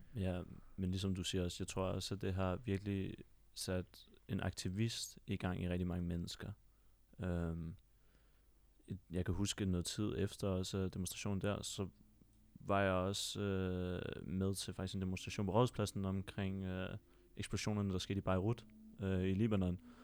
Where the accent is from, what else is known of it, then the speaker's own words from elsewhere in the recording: Copenhagen, Capital Region of Denmark, Denmark; nu er jeg selv født og opvokset på Vesterbro, og bor der stadig til den dag i dag.